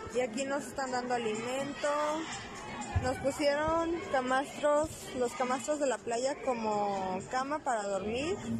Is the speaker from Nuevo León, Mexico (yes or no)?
no; Aguascalientes, Mexico; vengo de Aguascalientes